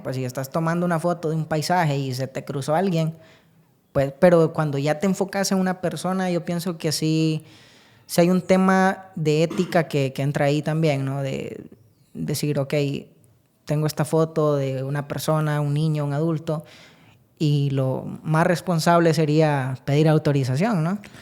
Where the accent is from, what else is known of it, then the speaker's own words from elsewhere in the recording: San Agustín, Copán, Honduras; nací en San Agustín Copán, de allá es toda mi familia